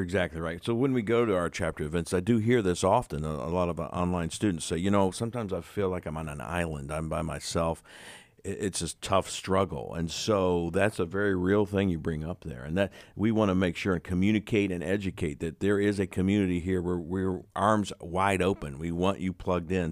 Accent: West Virginia, United States; we're from the West Virginia area

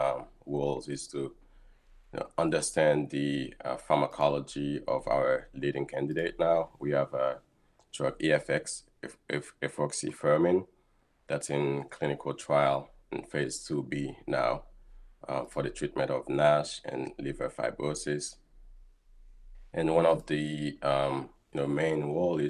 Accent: Haiti; moved away as an adult; also born or lived in South Florida, United States / Rochester, United States; now in Boston, United States; I was born and raised in Haiti, and shortly after high school, I moved to South Florida

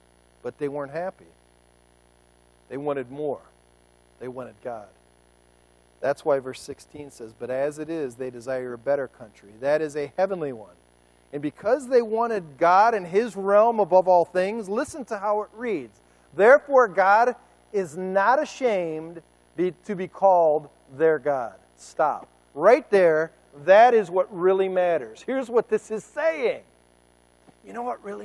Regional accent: United States; I'm an American

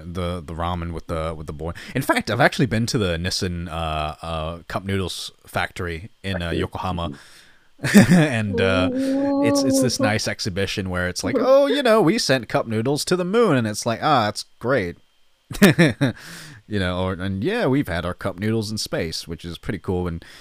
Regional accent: Malaysia; moved away; I'm actually originally from Malaysia, so for me, spiciness runs in the family

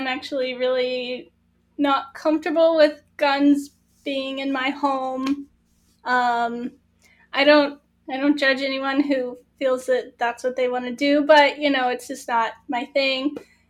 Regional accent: southern United States, United States; Yeah, I am from the southern United States. Grew up here.

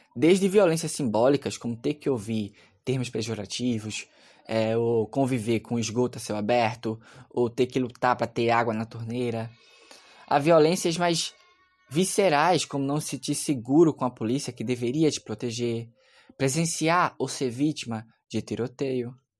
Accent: Recife, Pernambuco, Brazil; onde eu cresci, numa área de morro aqui no Recife

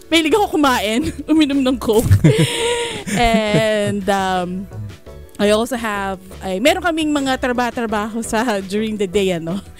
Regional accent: Sydney, New South Wales, Australia; Um, and I'm from Sydney, Australia as well.

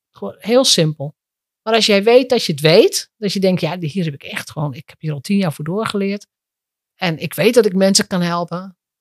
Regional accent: Drenthe, Netherlands; moved away; ik kom uit Drenthe oorspronkelijk. Als Drents meisje

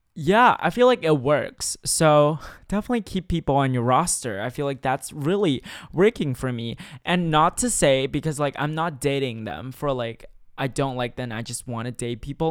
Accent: China; now in Shanghai, China; growing up in China

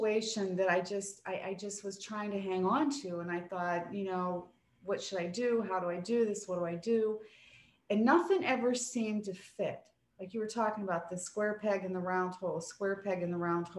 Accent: East Coast, United States; I'm from the East Coast

